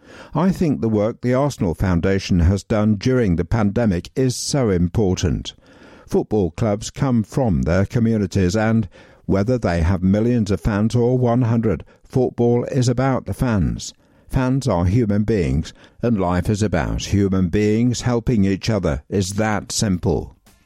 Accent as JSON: {"language": "English", "country": "Netherlands", "lives_now": "London, United Kingdom", "said": "I'm from the Netherlands, but I lived near Emirates Stadium until recently moving to East London as part of my job"}